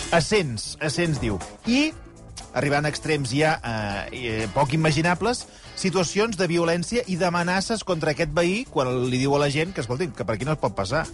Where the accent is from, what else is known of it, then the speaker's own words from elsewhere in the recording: Sabadell, Catalonia, Spain; jo que sóc de Sabadell